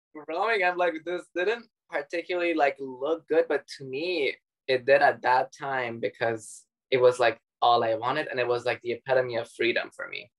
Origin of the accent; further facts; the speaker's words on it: Dubai, United Arab Emirates; also born or lived in Iran; I was born in Iran and then we grew up in Dubai together.